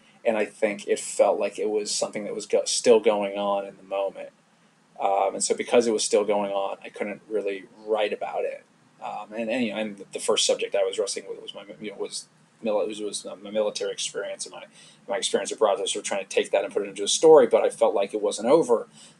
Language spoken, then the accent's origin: English; London, United Kingdom; now in United States; I grew up abroad. I grew up, you know, I mean, nowhere too exotic, but I grew up in London.